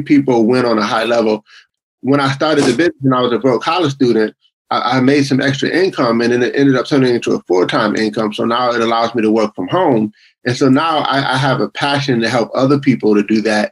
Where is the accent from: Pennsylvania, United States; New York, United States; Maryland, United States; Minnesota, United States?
New York, United States; Buffalo; now in Greenville, South Carolina, United States; I grew up in Buffalo, New York, in the cold. I'm in South Carolina now